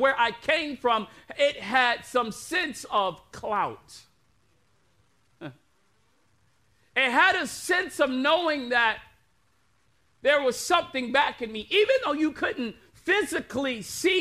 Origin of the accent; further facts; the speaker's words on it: United States; I'm an American.